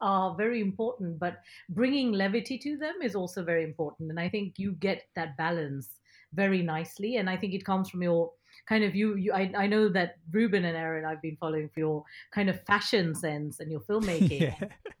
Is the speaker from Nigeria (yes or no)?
yes; Nigeria; first language ta; English is a second language; I was 7 years old growing up in Nigeria, and my dad trained me to read in Tamil, which is our mother tongue